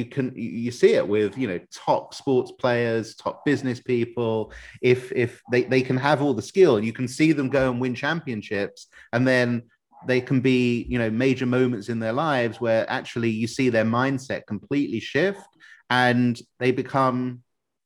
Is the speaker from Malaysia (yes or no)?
no; United Kingdom; I'm a Brit